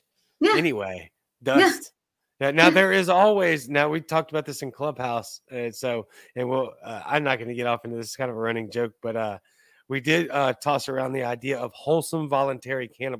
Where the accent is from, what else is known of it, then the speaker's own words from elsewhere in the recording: Cajun, Louisiana, United States; I'm Cajun, but I'm not going to eat rats.